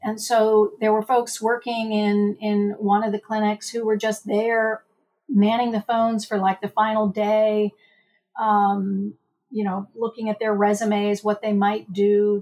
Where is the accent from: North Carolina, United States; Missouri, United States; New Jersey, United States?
Missouri, United States; Missouri state lines, which is my home state